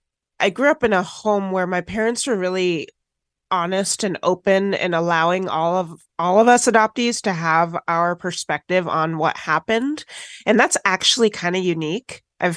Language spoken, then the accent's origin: English; Washington, United States; also born or lived in Tennessee; My parents are white, I am black, and I grew up in Washington State after being adopted from foster care in Tennessee.